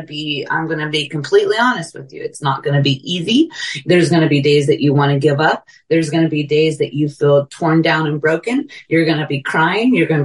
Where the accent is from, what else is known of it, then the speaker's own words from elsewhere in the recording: California, United States; now in Texas, United States; I'm from California, both my kids living here in Texas with me